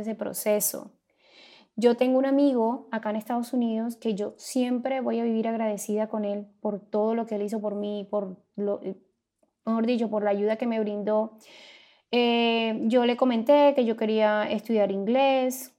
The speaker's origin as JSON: {"language": "Spanish", "town": "Santo Tomás", "region": "Atlántico", "country": "Colombia", "moved": "yes", "lives_now": "United States", "said": "Soy colombiana, vengo de un pueblo llamado Santo Tomás en el departamento del Atlántico"}